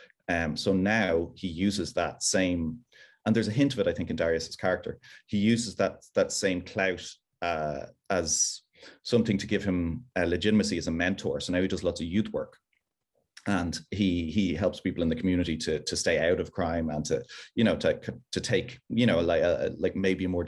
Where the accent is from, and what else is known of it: Ireland; now in United Kingdom